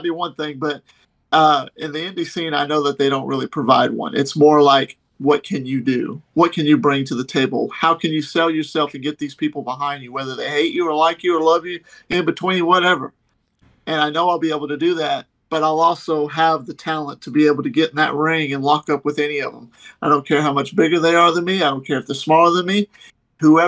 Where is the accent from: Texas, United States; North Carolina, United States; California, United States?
Texas, United States; moved away; I'm from Texas because I lived in Texas at the time. I grew up, born and raised